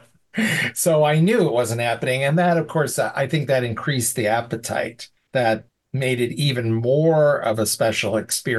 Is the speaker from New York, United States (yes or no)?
yes; Vestal, New York, United States; my hometown is Vestal, New York, which is right next door